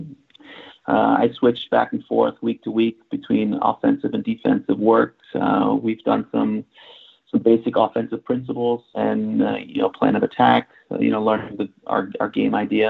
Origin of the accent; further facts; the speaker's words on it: Fair Lawn, New Jersey, United States; moved away as an adult; also born or lived in New York; now in Stuttgart, Germany; I grew up in Fairlawn, New Jersey